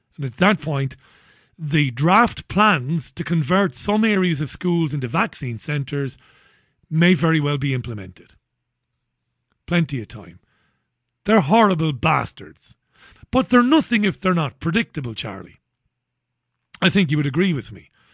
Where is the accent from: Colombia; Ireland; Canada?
Ireland; an Irishman like me